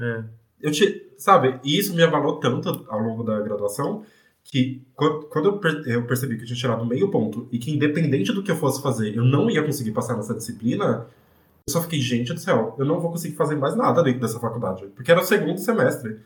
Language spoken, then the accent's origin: Portuguese; São Paulo, Brazil; Eu sou de Guaianazes, eu cresci e vivi em Guaianazes, eu ainda vivo em Guaianazes